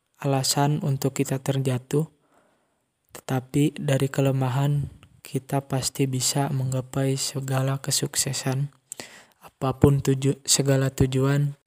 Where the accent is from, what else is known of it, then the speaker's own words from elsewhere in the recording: Tasikmalaya, West Java, Indonesia; also born or lived in Ciamis Regency; saya lahir di Kabupaten Tasikmalaya tanggal 13 September tahun 2001